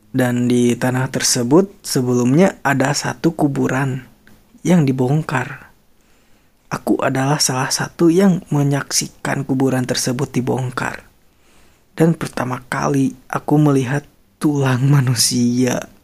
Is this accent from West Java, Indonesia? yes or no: yes; Bandung area, West Java, Indonesia; born or raised there